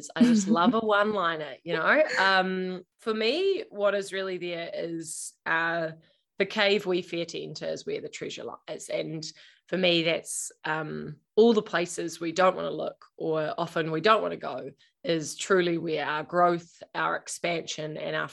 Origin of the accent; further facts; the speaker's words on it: Invercargill, Southland, New Zealand; moved away; also born or lived in Auckland; I grew up in Invercargill, the bottom of New Zealand